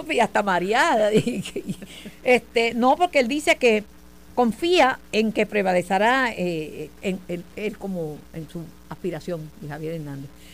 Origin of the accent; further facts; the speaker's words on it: Mayagüez, Puerto Rico; also born or lived in Ponce; yo soy de Mayagüez